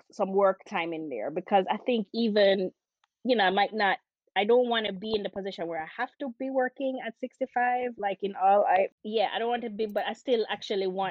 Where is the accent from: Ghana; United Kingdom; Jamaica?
Jamaica; we're both Jamaican mothers